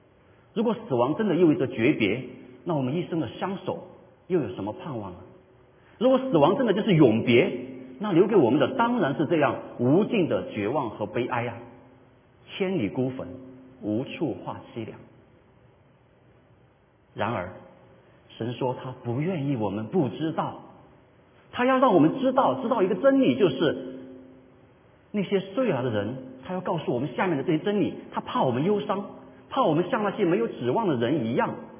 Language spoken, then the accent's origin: Chinese; China; 我们中国人不喜欢谈这个问题。